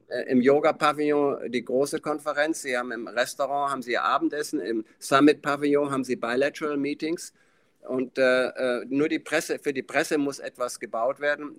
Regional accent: Schloss Elmau, Bavaria, Germany; Da bin ich geboren in dem Zimmer, aber ich war der einzige Mensch, der jemals in, in Schloss Elmau geboren wurde

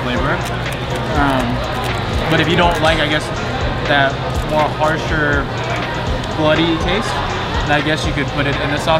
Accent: Guam; I was born in Guam

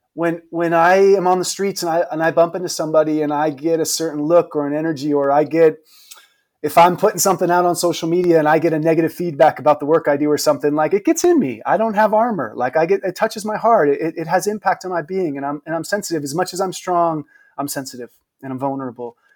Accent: San Mateo, California, United States; I grew up in the Bay Area, not far from you, the high school in San Mateo.

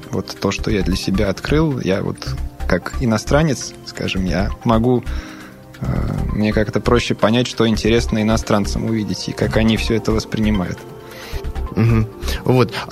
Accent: Serbia; Russian is a second language; now in Russia; Из Сербии, да. но живу в России очень давно, поэтому Россию считаю своей второй родиной.

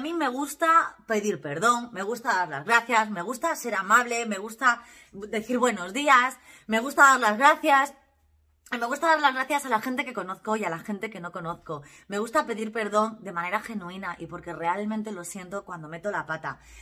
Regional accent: Valle del Jerte, Extremadura, Spain; soy extremeña, soy del Valle del Jerte

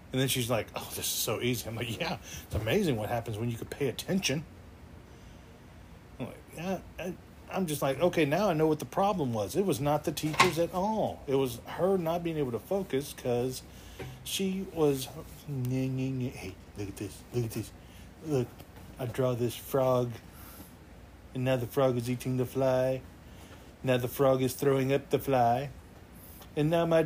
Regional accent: Texas, United States; me being the Texan that I am

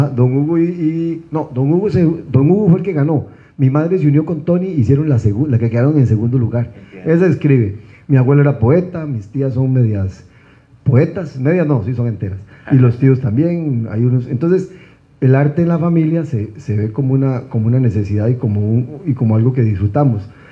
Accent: Costa Rica; soy un costarricense

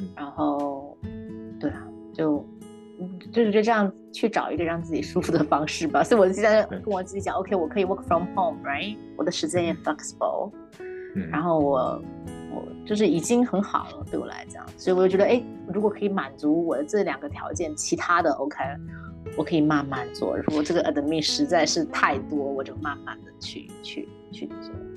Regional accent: China; now in Canada; 我们中国人

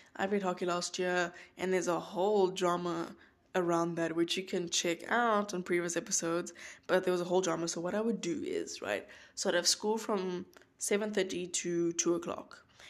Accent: George, Western Cape, South Africa; moved away as an adult; now in North Carolina, United States; South Africa, that's where I was born, born and raised. That's my place. That's my home. Um, I'm from George.

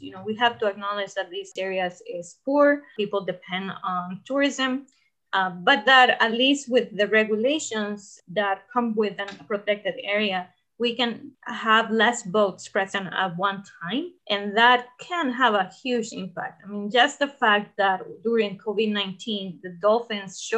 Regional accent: Costa Rica; I'm from Costa Rica

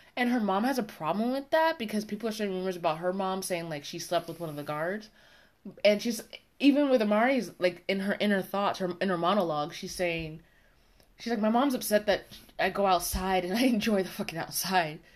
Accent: United States; accent: American; my American accent

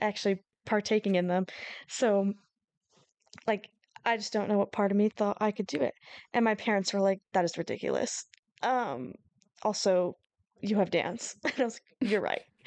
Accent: Seattle area, Washington, United States; we're from the Seattle area, Issa more so than me, just a little closer

